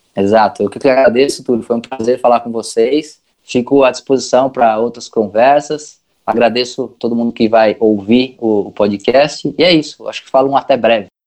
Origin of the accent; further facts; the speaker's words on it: São Paulo, Brazil; Eu sou paulista